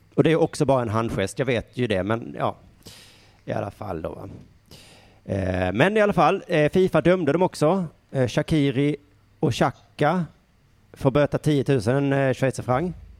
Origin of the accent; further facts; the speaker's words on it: Sweden; jag är från Sverige